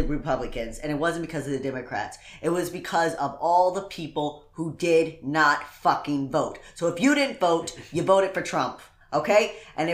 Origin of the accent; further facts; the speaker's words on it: Indiana, United States; I'm from Indiana.